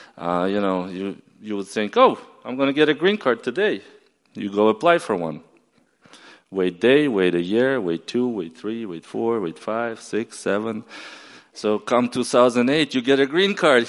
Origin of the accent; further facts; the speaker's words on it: Ukraine; also born or lived in upstate New York, United States / Maryland, United States; now in United States; I flew back to Ukraine. I explained my grandfather why I didn't show up for 10 years